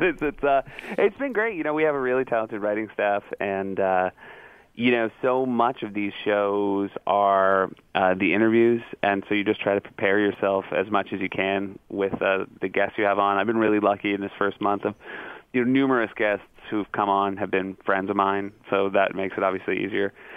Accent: New England, United States; also born or lived in Michigan; I sort of grew up in uh, in Michigan and then New England were my formative years.

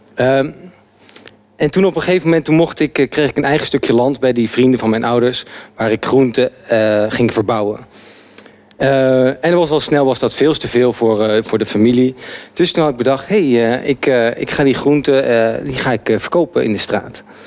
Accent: Arnhem, Gelderland, Netherlands; moved away as an adult; now in Amsterdam, Netherlands; ik ben geboren getogen in Arnhem

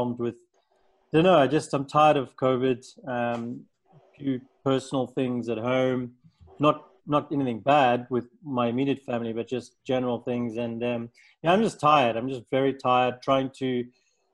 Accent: South Africa; now in Portugal; I'm from South Africa, moved to Europe, traveled to quite a few places, lived in a few places. And yeah, Portugal's home for now.

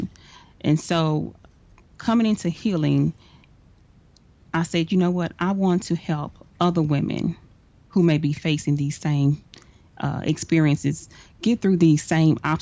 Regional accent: Dallas, Texas, United States; I am from Dallas, Texas

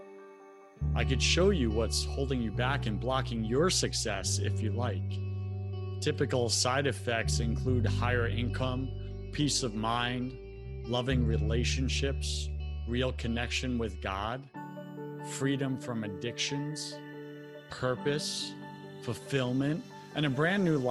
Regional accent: New York, United States; I'm from New York

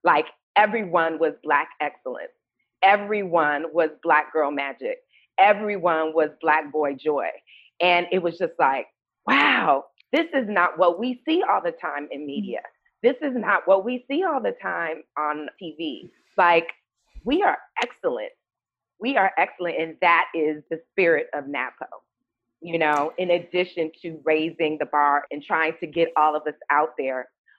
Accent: Los Angeles, California, United States; also born or lived in Washington, D.C.; I grew up in Southern California and I went to a predominantly white middle school and high school in Brentwood, California, and in Pacific Palisades, California.

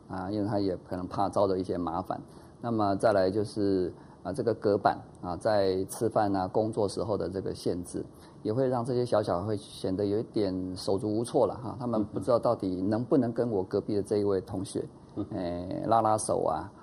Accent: Taiwan; 以前我们台湾话讲说

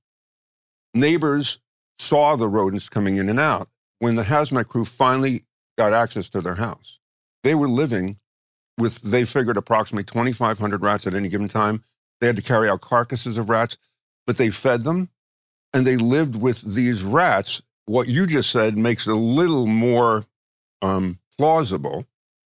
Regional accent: Philadelphia, Pennsylvania, United States; I'm from Philadelphia

